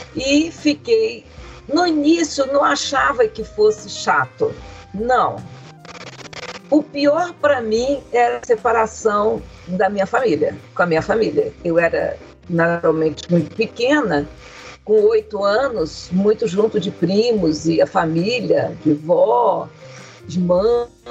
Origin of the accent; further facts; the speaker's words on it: Rio de Janeiro, Brazil; moved away as an adult; also born or lived in Uberlândia, Minas Gerais; eu saí de Uberlândia, fui para o Rio de Janeiro, com oito anos fui para o internato